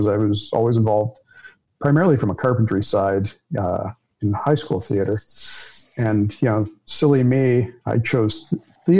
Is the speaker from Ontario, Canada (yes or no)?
yes; Toronto, Ontario, Canada; I grew up in a family business that my family was either florists or law enforcement in Toronto